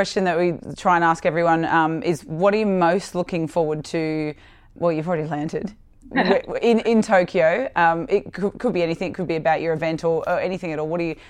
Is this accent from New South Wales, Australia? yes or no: yes; Sydney, New South Wales, Australia; I'm from Sydney's West